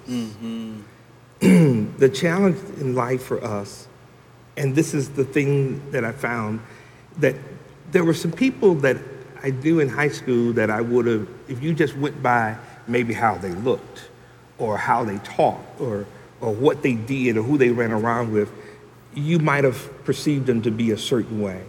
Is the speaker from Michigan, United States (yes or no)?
no; Franklin, Tennessee, United States; I was born and raised here in Franklin